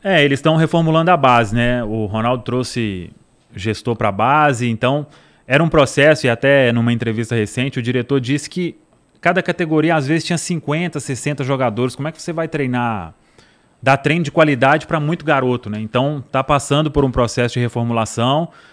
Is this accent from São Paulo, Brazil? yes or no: no; Araçaí, Minas Gerais, Brazil; also born or lived in Belo Horizonte / Cordisburgo; Eu, eu cresci no interior e eu nasci, vim em Belo Horizonte para nascer, né? Meus pais escolheram lá, a cidade chama Araçaí.